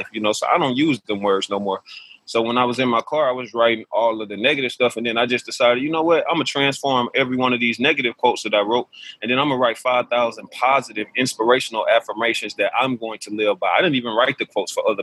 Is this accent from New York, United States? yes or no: no; Alabama, United States; growing up in Alabama, my mother taught me the only thing that she knew was to go out and find a job